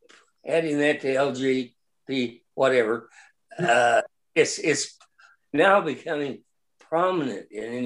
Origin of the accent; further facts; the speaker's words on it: Midwest, United States; I was born in the Midwest, grew up there.